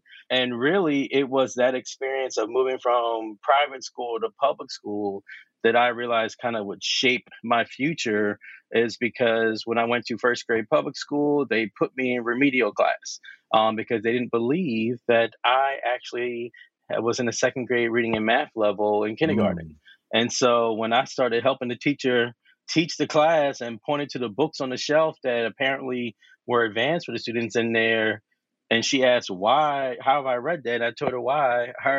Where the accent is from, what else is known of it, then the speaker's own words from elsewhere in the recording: Philadelphia, Pennsylvania, United States; Born and raised in Philly, South Philly, not on the outskirts. I actually am from inside the city of Philadelphia.